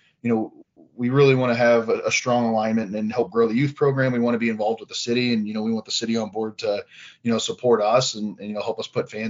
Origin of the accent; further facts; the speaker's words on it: St. Louis, Missouri, United States; now in Provo, United States; I grew up in the St. Louis area